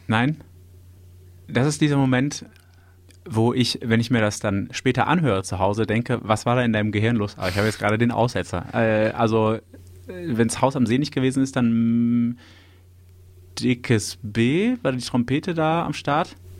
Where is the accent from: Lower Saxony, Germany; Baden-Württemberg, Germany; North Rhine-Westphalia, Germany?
North Rhine-Westphalia, Germany; Düsseldorf; Ich wurde in Düsseldorf geboren